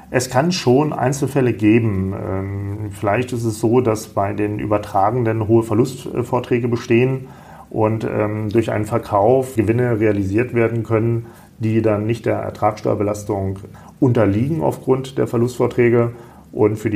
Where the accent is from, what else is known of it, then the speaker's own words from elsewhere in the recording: Salzgitter, Lower Saxony, Germany; born there; now in Kassel, Germany; Aus Salzgitter bei Braunschweig.